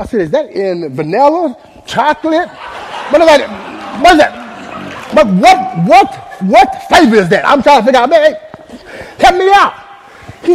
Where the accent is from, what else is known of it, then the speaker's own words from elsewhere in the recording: Dallas, Texas, United States; I was born and raised in Oak Cliff, Texas